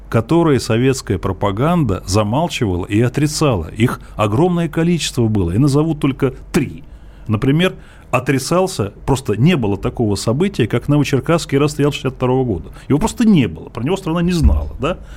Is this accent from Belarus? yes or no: no; Moscow Oblast, Russia; Мы ездили из Подмосковья на электричках в Москву за колбасой. Это 70-е годы